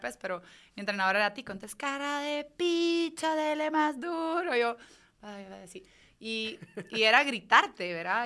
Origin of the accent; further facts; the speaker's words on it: Guatemala; moved away as an adult; yo me fui de Guate para ser nadadora olímpica